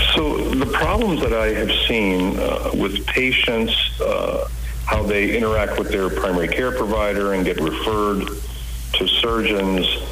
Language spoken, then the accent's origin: English; Washington, United States; also born or lived in India; came here at the age of one in 1962.